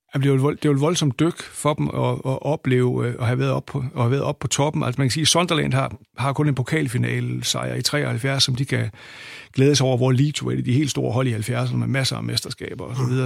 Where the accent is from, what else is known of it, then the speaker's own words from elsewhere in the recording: Aalborg, North Denmark Region, Denmark; jeg kommer fra Aalborg, og, og begyndte at komme på Aalborg Stadion i 1974